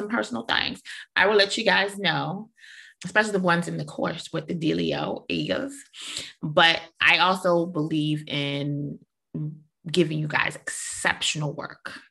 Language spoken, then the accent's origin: English; New York City, New York, United States; I'm from New York, I'm from Brooklyn.